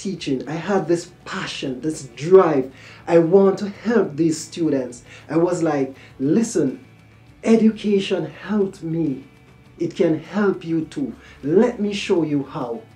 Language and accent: English; Kingston, Jamaica; I was born in Kingston, Jamaica, in the late 70s.